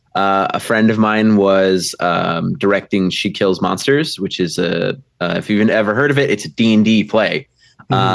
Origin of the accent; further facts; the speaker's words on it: Milwaukee, Wisconsin, United States; I'm from uh, Milwaukee, Wisconsin